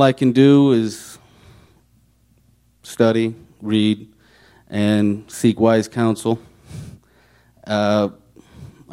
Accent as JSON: {"language": "English", "town": "Chicago", "region": "Illinois", "country": "United States", "moved": "as an adult", "said": "You can tell from my dialect that I am from Chicago"}